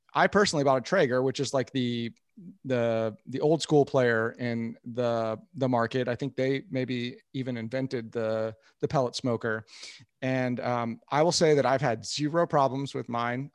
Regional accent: Kansas City, Missouri, United States; I'm from Kansas City

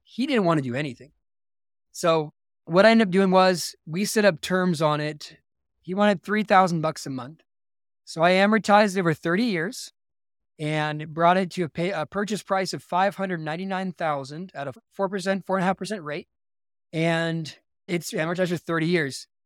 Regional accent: Simi Valley, California, United States; now in Utah, United States; I grew up outside of Los Angeles in a, a city called Simi Valley, California

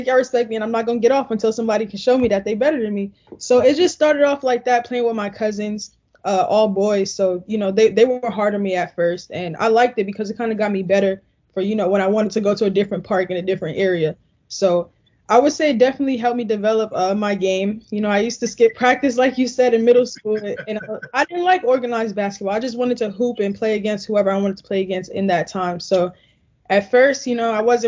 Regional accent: New York City, New York, United States; moved away as an adult; now in Gainesville, United States; In Queens, it's a whole lot of I would say hustlers, go-getters, a lot of people that's about, you know, their business. They do what they need to do to make it to the next day. That's what I was born and raised around

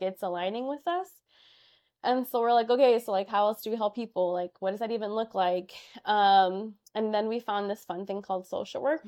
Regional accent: Chicago, Illinois, United States; I was born and raised in Chicago. I grew up in Albany Park

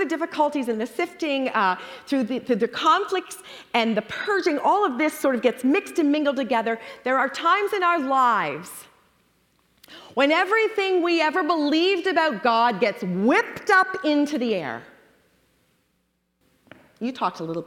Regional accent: Toronto, Ontario, Canada; moved away as an adult; now in United States; when the four of us moved from Canada, we're from Toronto, to the U.S. 23 years ago

